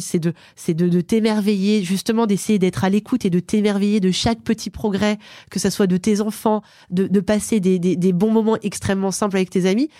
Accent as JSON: {"language": "French", "town": "Aix-les-Bains", "region": "Auvergne-Rhône-Alpes", "country": "France", "said": "Je viens d'Aix-les-Bains. C'est une ville en Savoie au bord du lac du Bourget"}